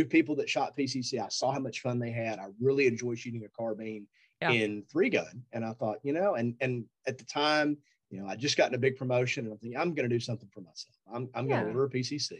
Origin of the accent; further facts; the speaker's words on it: Eastern Tennessee, United States; where I grew up in Eastern Tennessee